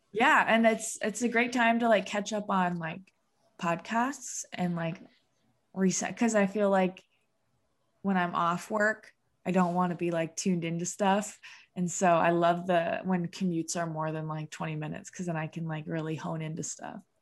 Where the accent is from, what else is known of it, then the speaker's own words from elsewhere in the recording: Rapid City, South Dakota, United States; moved away as an adult; also born or lived in Sioux Falls, South Dakota / Vermillion, South Dakota; now in Lincoln, United States; I'm from Rapid City, South Dakota, which is like the Mount Rushmore, Black Hills area